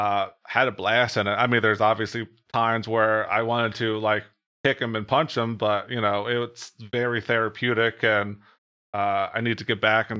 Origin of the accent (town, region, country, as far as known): New Jersey, United States